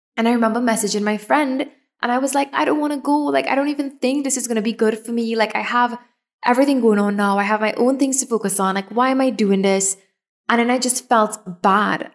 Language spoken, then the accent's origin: English; Trinidad & Tobago; I'm from Trinidad